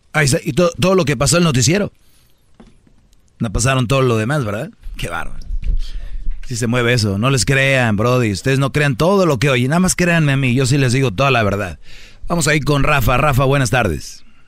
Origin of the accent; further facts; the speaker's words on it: Mexico; Yo soy mexicano